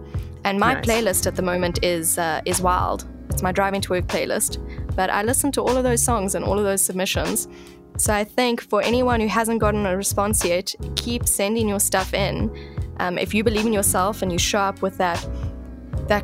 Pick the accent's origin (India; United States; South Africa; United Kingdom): South Africa; what we're capable of as a South African industry